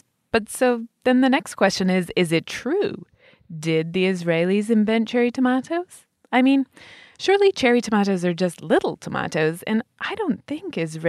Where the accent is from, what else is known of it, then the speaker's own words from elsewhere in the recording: England, United Kingdom; When I was a little kid growing up in England, there was no such thing as a cherry tomato to be seen.